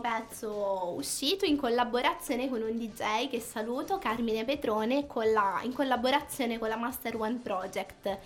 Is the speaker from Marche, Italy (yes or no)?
yes; Offida, Marche, Italy; mi sono iscritta per la prima volta alla scuola di musica del mio paese, Offida